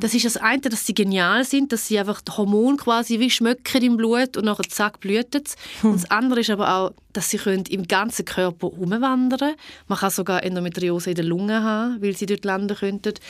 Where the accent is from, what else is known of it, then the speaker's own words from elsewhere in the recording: Niederuzwil, St. Gallen, Switzerland; Ich bin in Niederutzwil aufgewachsen, das mittlere von drei Kindern